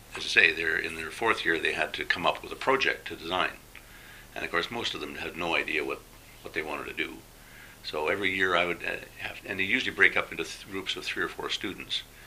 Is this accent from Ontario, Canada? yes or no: no; Alberta, Canada; moved away as an adult; also born or lived in Thailand; I came from Alberta, which yes. is probably about as uh, introspective as you can get in Canada.